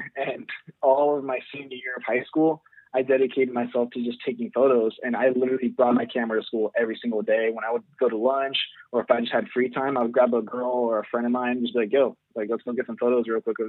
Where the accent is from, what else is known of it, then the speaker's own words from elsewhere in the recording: Jacksonville, Florida, United States; moved away as an adult; now in San Diego, United States; I grew up in Jacksonville, Florida, which is in the East Coast.